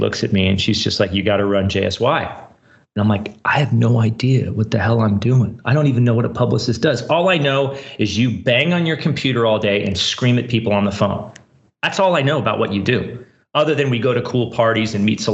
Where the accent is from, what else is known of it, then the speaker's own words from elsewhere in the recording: Silicon Valley, California, United States; also born or lived in San Francisco, California; So I grew up in Silicon Valley. Right now I live in San Francisco, California.